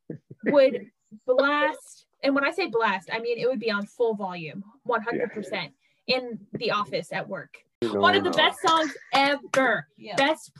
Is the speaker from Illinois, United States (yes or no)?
no; Maryland, United States; Melanie and I grew up in Maryland.